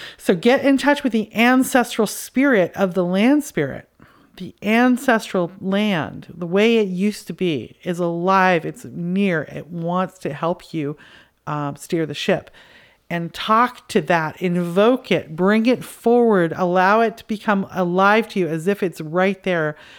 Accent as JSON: {"language": "English", "country": "Canada", "said": "I'm from Canada"}